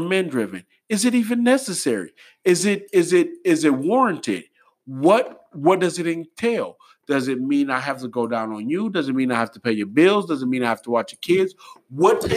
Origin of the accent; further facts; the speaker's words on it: Detroit, Michigan, United States; I grew up in Detroit